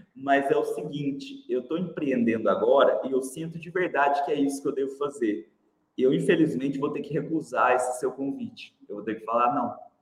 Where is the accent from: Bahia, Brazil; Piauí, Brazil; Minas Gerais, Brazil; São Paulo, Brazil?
Minas Gerais, Brazil; Uberlândia; accent: Mineiro; eu sou de Uberlândia, Mineirinho, né? acho que já deu para perceber pelo sotaque aí. Sempre morei em Uberlândia